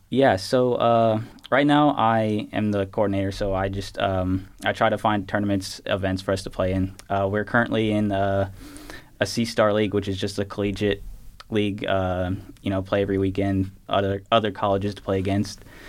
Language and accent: English; Clayton, Indiana, United States; also born or lived in Gary, Indiana; born in Gary, uh, only lived there for a couple years, then moved to my now home in Clayton.